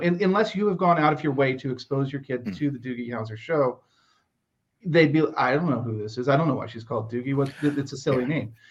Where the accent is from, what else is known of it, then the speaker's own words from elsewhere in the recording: United States; As an American